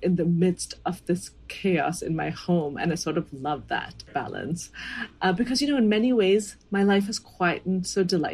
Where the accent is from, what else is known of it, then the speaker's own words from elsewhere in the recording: India; as an Indian woman